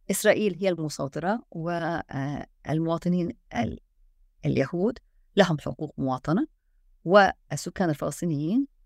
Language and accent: Arabic; Palestine; أصبح علينا نحن كفلسطينيين